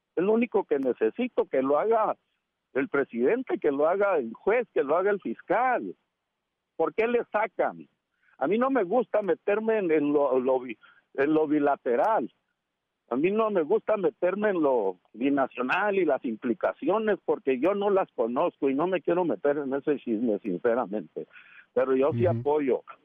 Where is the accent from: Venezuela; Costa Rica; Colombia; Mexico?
Mexico; also born or lived in United States